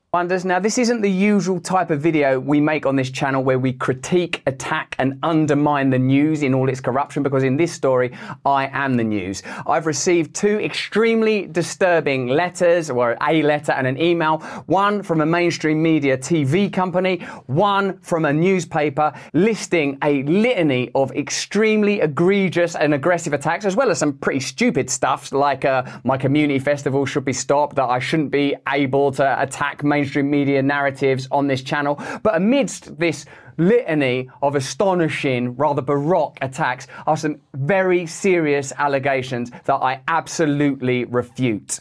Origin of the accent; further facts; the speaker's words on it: England, United Kingdom; I'm English